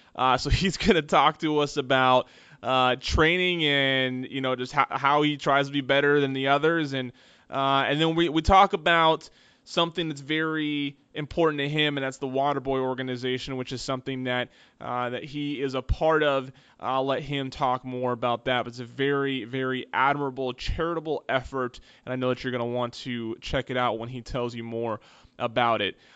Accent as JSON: {"language": "English", "area": "the Northwest", "region": "Pacific Northwest", "country": "United States", "said": "I am from the Northwest"}